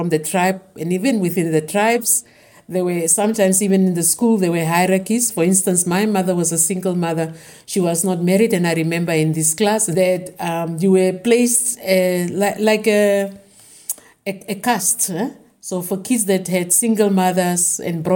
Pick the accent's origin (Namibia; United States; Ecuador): Namibia; Windhoek, Khomas; I was born in Kadutura, in Windhoek.